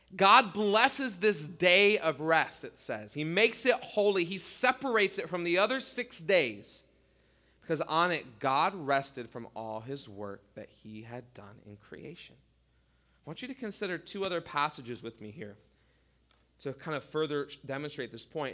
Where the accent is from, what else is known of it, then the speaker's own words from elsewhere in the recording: United States; as American Christians